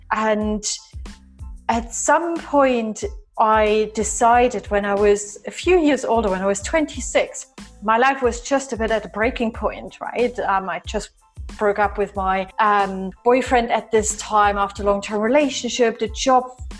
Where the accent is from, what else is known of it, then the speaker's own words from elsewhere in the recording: East Germany, Germany; moved away; I was born and raised in East Germany